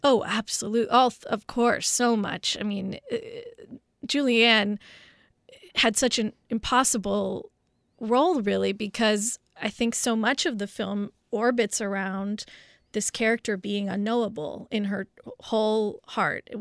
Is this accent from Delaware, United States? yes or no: no; Los Angeles, California, United States; growing up in West L A at the time of O J